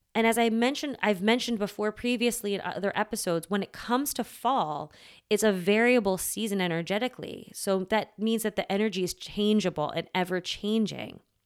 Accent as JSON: {"language": "English", "country": "United States", "tie": "born or raised there", "said": "I grew up here in the States, child of immigrants"}